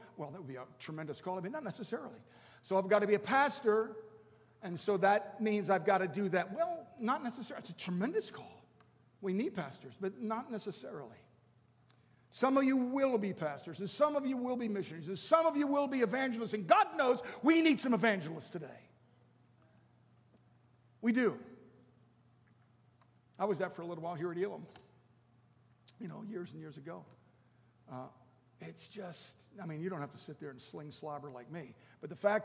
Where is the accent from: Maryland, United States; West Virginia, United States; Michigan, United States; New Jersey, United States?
Maryland, United States; Baltimore; I grew up in Baltimore. And I was a little kid